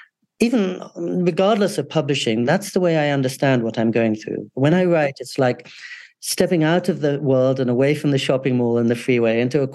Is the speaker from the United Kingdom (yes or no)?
yes; England, United Kingdom; also born or lived in California, United States; And also, I grew up in England and California.